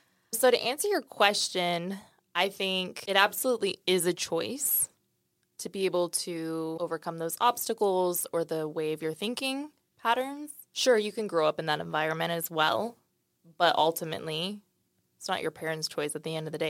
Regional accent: Dallas, Texas, United States; also born or lived in St. Louis; So I was born in St. Louis, raised in Dallas.

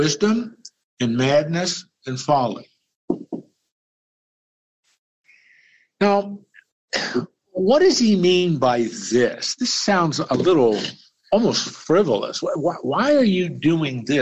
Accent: Lancaster, Pennsylvania, United States; The library I grew up with back in Lancaster, Pennsylvania, was built by Andrew Carnegie.

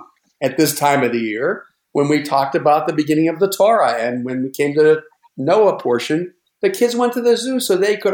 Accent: Pittsburgh, Pennsylvania, United States; when I was growing up in the Pittsburgh area

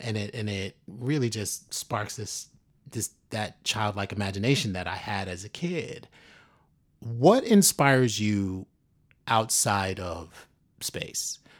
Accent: New York City, New York, United States; I grew up in the South Bronx

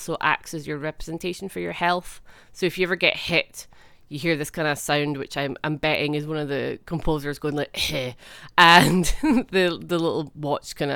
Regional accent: Scotland, United Kingdom; I'm Scottish

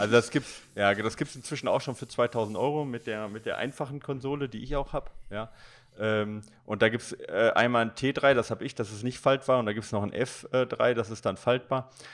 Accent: Recklinghausen, North Rhine-Westphalia, Germany; ich bin in Recklinghausen Süd groß geworden

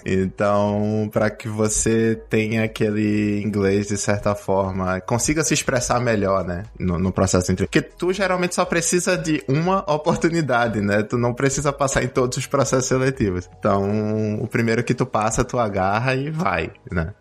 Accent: Recife, Pernambuco, Brazil; moved away as an adult; also born or lived in Rio de Janeiro; now in New York, United States; eu sou de Recife, eu trabalhei em Recife até 2009

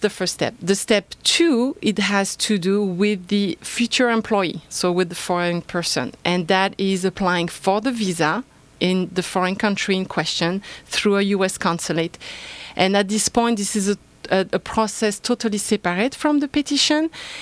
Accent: France; accent: French; English is a second language; moved away as an adult; I am originally from France, so an immigrant myself.

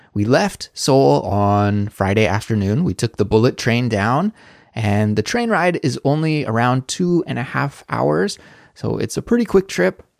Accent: Canada; moved away as an adult; now in South Korea; as a Canadian living abroad in South Korea

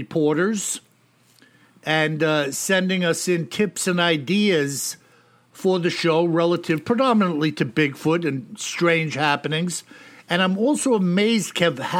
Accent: New York, United States; I'm a New Yorker, a Yankee

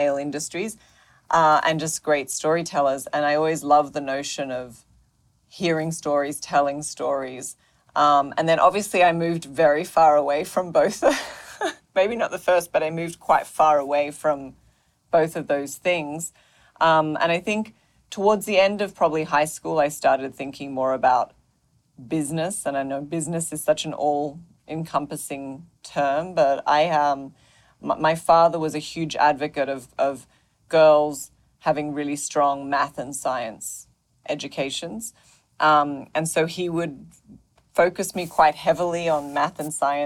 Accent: Australia; now in New York City, United States; I grew up in Australia. So, I live in New York City now, but did not grow up in New York City.

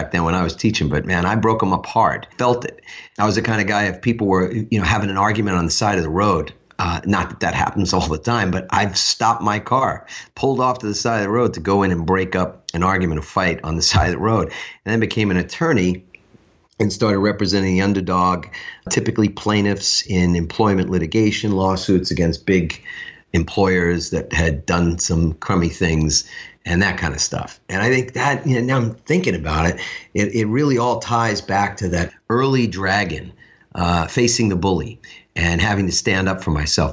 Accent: New York City, New York, United States; I grew up in Queens

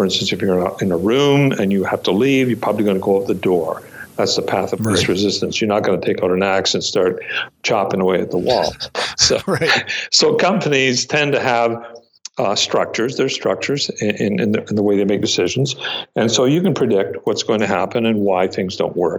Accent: Red River, Manitoba, Canada; moved away as an adult; now in Ontario, Canada; I'm Métis and I'm from the Red River, but most of my adult life I've been in Ontario.

